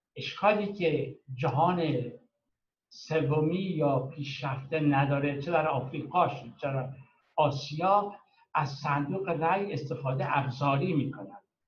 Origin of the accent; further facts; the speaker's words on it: Iran; moved away as an adult; now in Europe; به عنوان یه ایرانی که هم در ایران عضو حزب ایران بوده و هم در اروپا از روزی که اومدم 1980